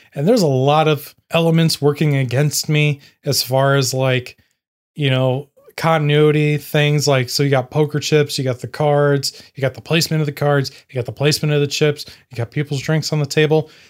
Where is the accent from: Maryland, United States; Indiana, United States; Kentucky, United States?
Indiana, United States; I'm a nobody from Indiana